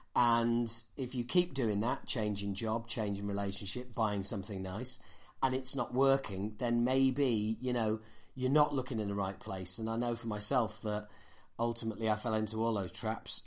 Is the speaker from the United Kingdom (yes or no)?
yes; Yorkshire and the Humber, United Kingdom; as a Yorkshireman